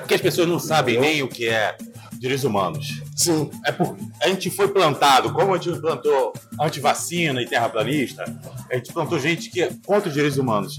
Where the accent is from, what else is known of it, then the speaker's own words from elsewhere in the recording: Rio de Janeiro, Brazil; vim da Taquara